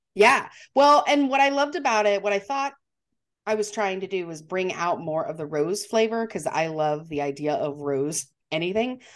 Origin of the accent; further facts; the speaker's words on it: Montana, United States; I'm from Montana